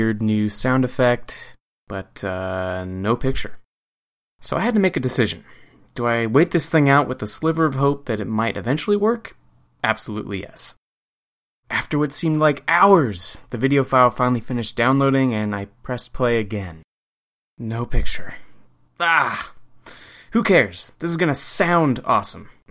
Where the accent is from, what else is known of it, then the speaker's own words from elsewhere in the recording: Goleta, California, United States; my hometown of Goleta, California